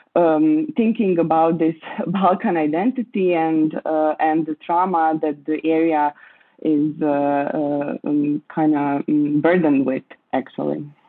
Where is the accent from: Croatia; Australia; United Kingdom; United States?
Croatia; I was born and grew up in Croatia, uh, and I still live here